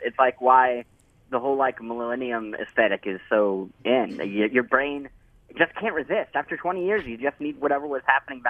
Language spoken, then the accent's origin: English; Midwest, United States; I was raised in the Midwest.